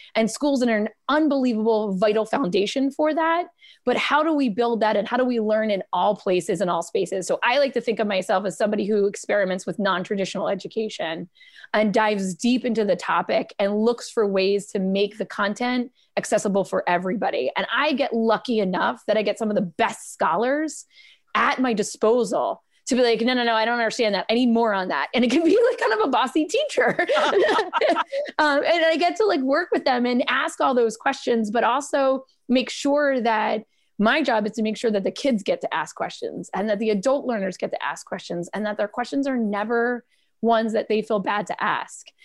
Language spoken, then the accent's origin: English; Philadelphia, Pennsylvania, United States; as a Philadelphian